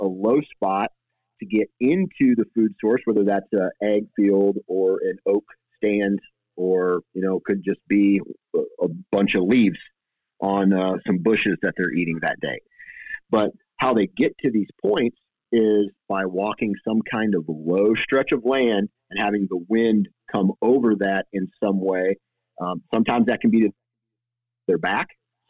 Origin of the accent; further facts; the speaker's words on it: Iowa, United States; and I am from Iowa, so I usually hunt a big